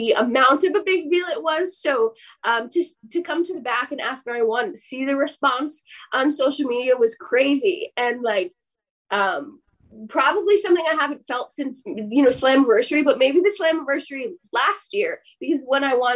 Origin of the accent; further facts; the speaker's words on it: United States; as an American